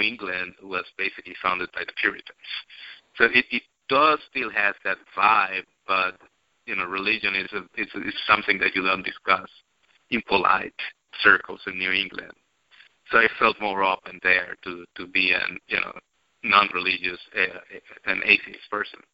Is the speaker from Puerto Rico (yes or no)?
yes; Puerto Rico; growing up in Puerto Rico, I went to Catholic schools